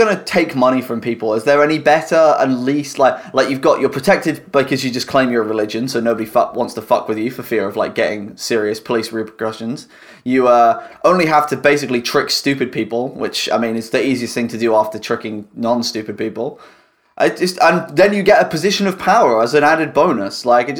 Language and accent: English; United Kingdom; We're all British.